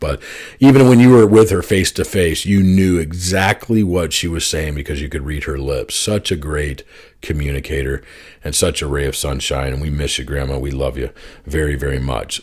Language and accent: English; Oklahoma, United States; also born or lived in Arizona; my parents split up, and we moved from Arizona to Oklahoma